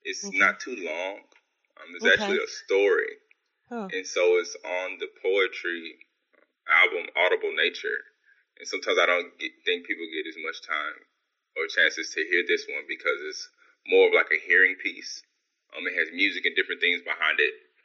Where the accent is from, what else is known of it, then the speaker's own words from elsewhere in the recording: Houston, Texas, United States; I'm from Houston.